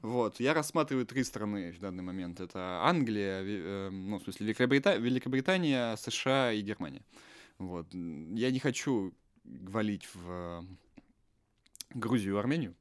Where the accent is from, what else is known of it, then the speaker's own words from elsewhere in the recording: Russia; moved away; also born or lived in Yekaterinburg; Мое детство прошло не в Екатеринбурге, мое mm-hmm. детство прошло в другом городе, в котором эта вся культура отсутствовала практически